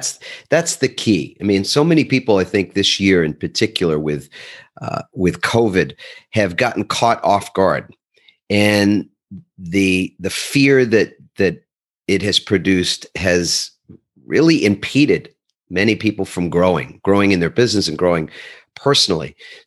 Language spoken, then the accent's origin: English; New York, United States; And I'm originally from the East Coast of the United States, New York. And as my brethren from that area would probably say